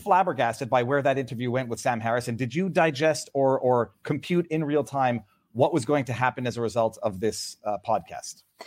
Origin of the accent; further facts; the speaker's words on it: Canada; I'm, I'm second generation Canadian